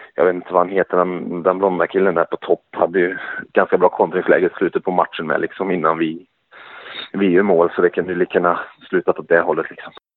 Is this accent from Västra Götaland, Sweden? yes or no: yes; Skövde, Västra Götaland, Sweden; jag bor i Skövde ja. Så nu är det på hemmaplan där vi kommer ifrån